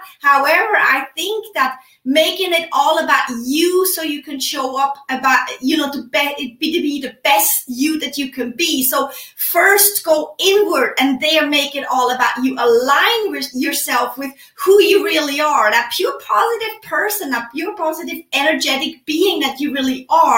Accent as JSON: {"language": "English", "country": "Switzerland", "moved": "yes", "lives_now": "United States", "said": "I am originally from Switzerland, live in the United States."}